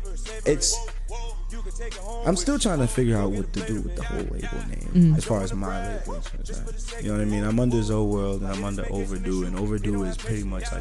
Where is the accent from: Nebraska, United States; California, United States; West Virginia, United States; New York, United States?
New York, United States; moved away; also born or lived in Georgia; me and Seth, we both lived in Georgia as well. We grew up in New York, but we both lived in Georgia.